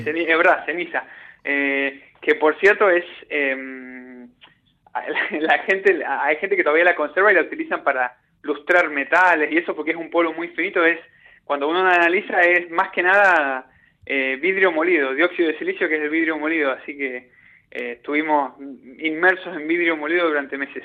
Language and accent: Spanish; Puerto Deseado, Santa Cruz, Argentina; now in Australia; cuando yo era chico, eh, en mi pueblo, en Puerto Deseado